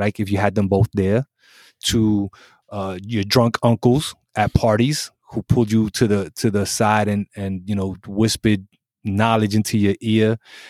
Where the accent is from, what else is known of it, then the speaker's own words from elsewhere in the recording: Brooklyn, New York, United States; So in Puerto Rico, I'm American, right? In America, I'm Puerto Rican. And both places got a problem with me.